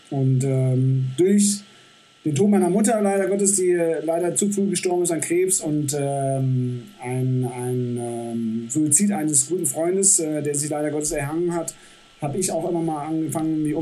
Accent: Düsseldorf, North Rhine-Westphalia, Germany; moved away as an adult; also born or lived in Celle / Bremen; now in Saalbach, Austria; habe dann meine Heimatstadt, also, beziehungsweise Düsseldorf, nochmal von einer ganz anderen Seite kennenlernen dürfen

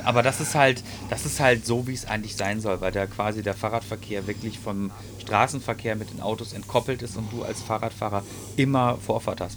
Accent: Ruhr area, North Rhine-Westphalia, Germany; hier bei uns im Ruhrgebiet

